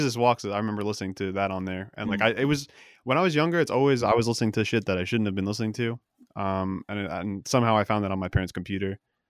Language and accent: English; New Jersey, United States; also born or lived in Connecticut; New Jersey. I'm actually there right now. I moved out for a while. I was up in Connecticut.